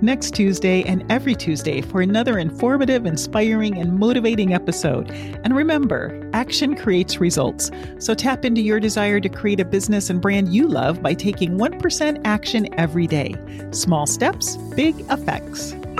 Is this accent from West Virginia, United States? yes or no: no; Alaska, United States; moved away; Alaska is actually where I'm from, born and raised